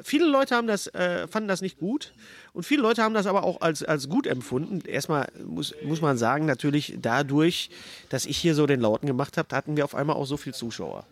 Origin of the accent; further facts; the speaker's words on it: Ruhr area, North Rhine-Westphalia, Germany; bei uns im Pott